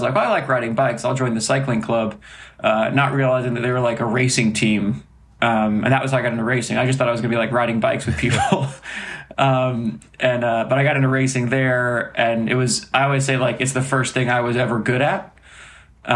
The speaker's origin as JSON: {"language": "English", "town": "Atlanta", "region": "Georgia", "country": "United States", "tie": "born or raised there", "also_born_or_lived": "Ohio", "said": "Moved when I was very young, so I actually really grew up in Atlanta"}